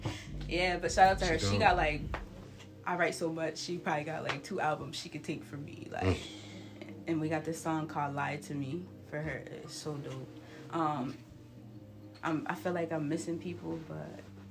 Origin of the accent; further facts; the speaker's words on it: Massachusetts, United States; I'm from Massachusetts.